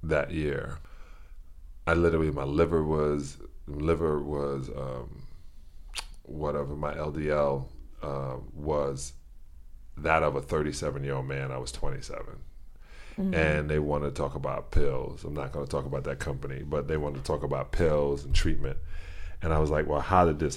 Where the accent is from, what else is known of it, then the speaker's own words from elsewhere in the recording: New York City, New York, United States; I was born in Brooklyn, New York, at Brooklyn Jewish Hospital